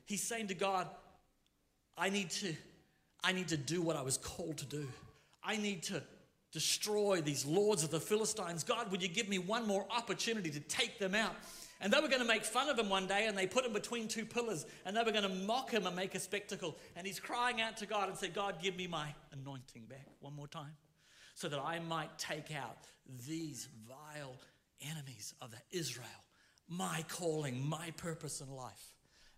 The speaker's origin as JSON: {"language": "English", "town": "Rotorua", "region": "Bay of Plenty", "country": "New Zealand", "said": "I'm from Rotorua"}